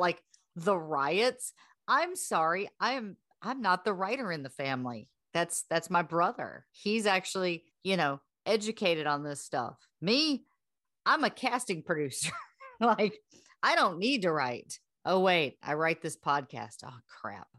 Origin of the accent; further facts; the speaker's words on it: the South, United States; we're from the South